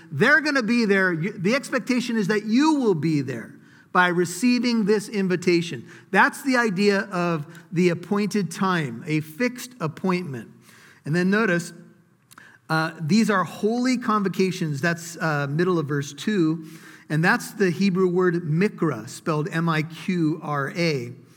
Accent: United States; us as American citizens

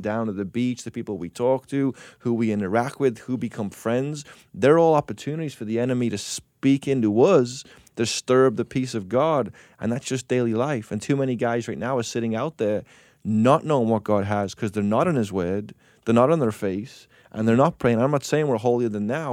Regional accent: England, United Kingdom; moved away; I grew up in England

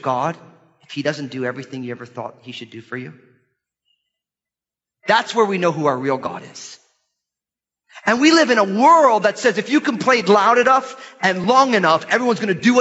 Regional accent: United States; our lives as American Christians

